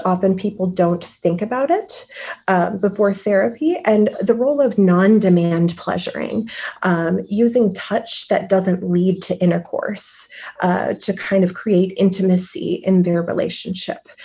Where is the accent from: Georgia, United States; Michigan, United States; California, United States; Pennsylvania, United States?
Michigan, United States; moved away as an adult; also born or lived in Cleveland / San Francisco / New York / Rome; now in Chicago, United States; I'm originally from Michigan